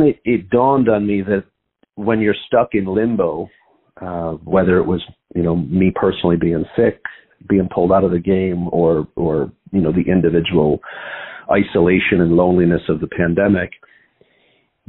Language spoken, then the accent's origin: English; Buffalo, New York, United States; moved away as an adult; now in Chicago, United States; I grew up in Buffalo, New York